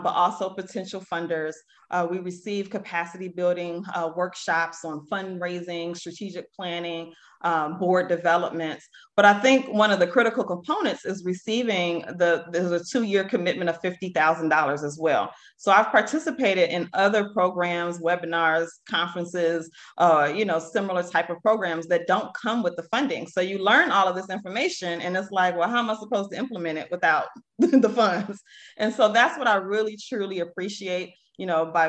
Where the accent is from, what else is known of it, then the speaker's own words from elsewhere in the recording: Chicago, Illinois, United States; I'm actually born and raised on the South Side of Chicago, a South Shore community to be exact.